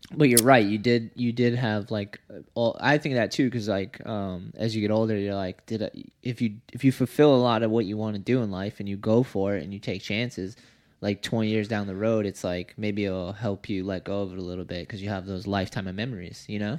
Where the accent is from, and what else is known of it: United States